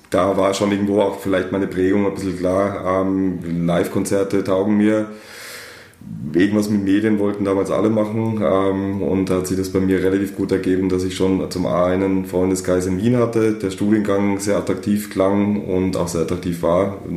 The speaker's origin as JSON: {"language": "German", "country": "Germany", "said": "wie man meinen Dialekt äh, entnehmen kann, bin ich äh, nicht einmal ein echter Österreicher"}